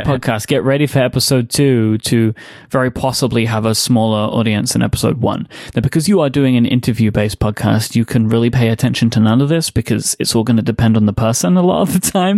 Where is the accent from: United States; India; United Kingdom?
United Kingdom; London; born and raised in still, uh, London, England. Um, grew up in East London.